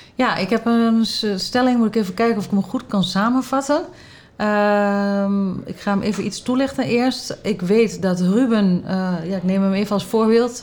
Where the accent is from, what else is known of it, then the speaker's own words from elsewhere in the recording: Haaksbergen, Overijssel, Netherlands; moved away as an adult; also born or lived in Enschede; now in Losser, Netherlands; Ik kom oorspronkelijk uit Haaksberg, ook een dorp